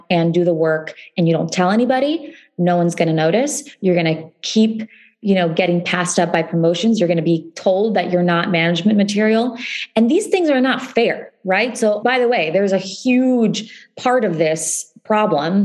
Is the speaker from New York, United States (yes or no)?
no; Ohio, United States; when I was growing up in Ohio, I didn't see the stories of my community reflected